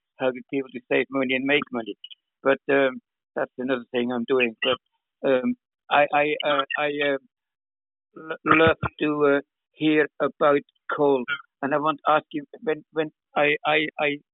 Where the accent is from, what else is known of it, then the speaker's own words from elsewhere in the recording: Switzerland; now in United Kingdom; I'm from Switzerland originally, Lou, but I live in the UK